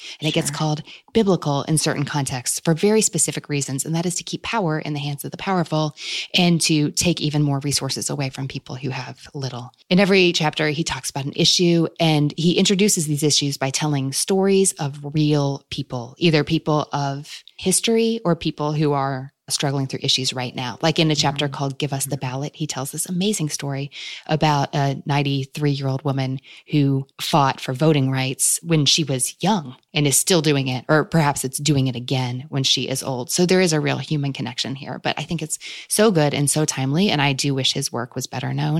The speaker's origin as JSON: {"language": "English", "region": "Kentucky", "country": "United States", "tie": "born or raised there", "said": "despite Kentucky being my home state and where I still live"}